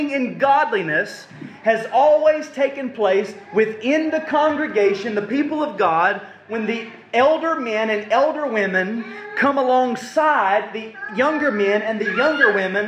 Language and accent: English; United States; we're so American